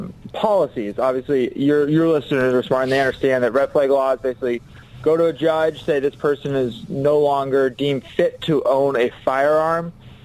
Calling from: Washington, District of Columbia, United States; I'm calling you from Washington, D.C. here

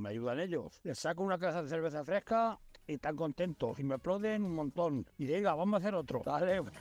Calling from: Seville, Andalusia, Spain; de Sevilla.

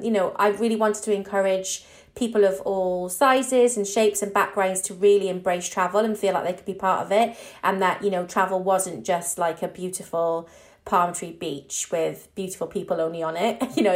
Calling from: London, United Kingdom; I am calling from East London.

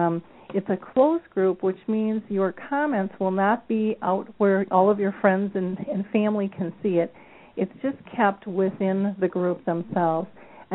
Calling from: Minnesota, United States; I'm calling in from Minnesota, and it's absolutely gorgeous here today.

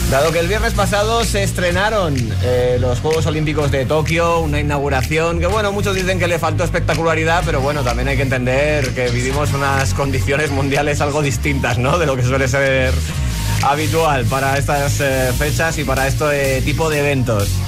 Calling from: Manzanares, Castilla-La Mancha, Spain; de Manzanares, Ciudad Real.

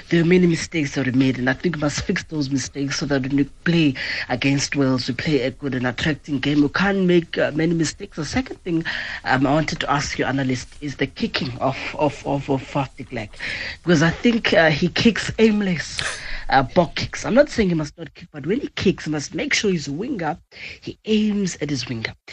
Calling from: Komani, Eastern Cape, South Africa; I'm to from Komani in Queenstown.

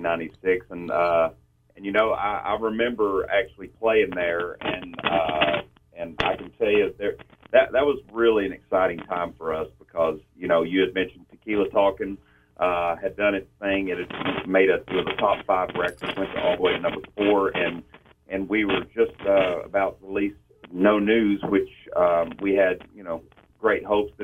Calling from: Las Vegas, Nevada, United States; Las Vegas, Nevada. It's really early.

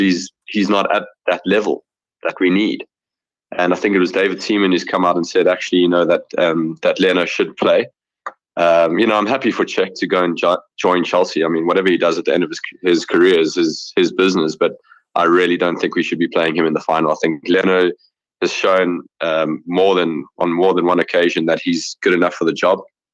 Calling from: Johannesburg, Gauteng, South Africa; I'm from Johannesburg, South Africa.

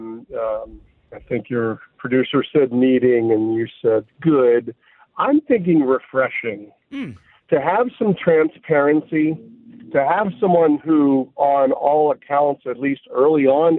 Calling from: Eldersburg, Maryland, United States

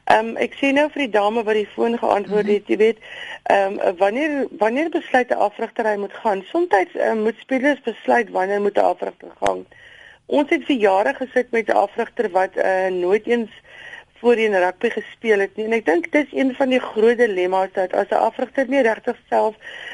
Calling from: George, Western Cape, South Africa; ek is hier van George

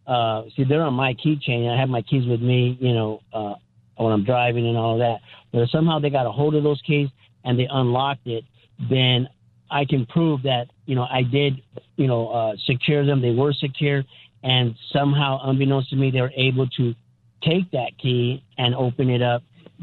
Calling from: California, United States; Hi, Pastor Scott. Yeah … I'm from California.

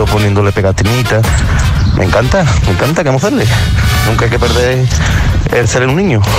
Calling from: Jerez, Andalusia, Spain; soy … de Jerez.

